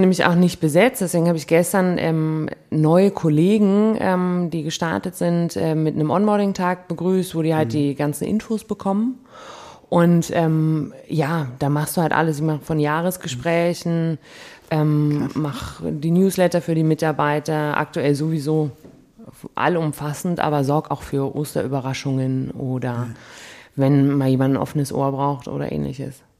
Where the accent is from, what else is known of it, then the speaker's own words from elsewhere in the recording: Munich, Bavaria, Germany; moved away as an adult; now in Cologne, Germany; als Münchner